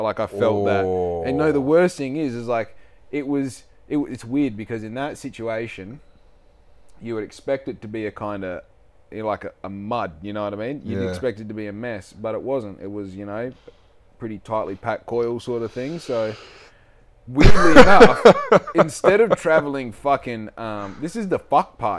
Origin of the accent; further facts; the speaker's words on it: Bunbury, Western Australia, Australia; I'm from Bunbury